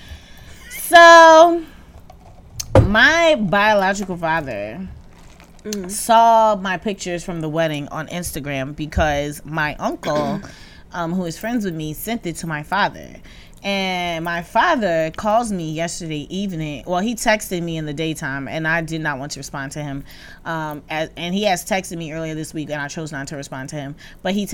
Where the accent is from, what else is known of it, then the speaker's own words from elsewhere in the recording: Jersey City, New Jersey, United States; I'm from Jersey City.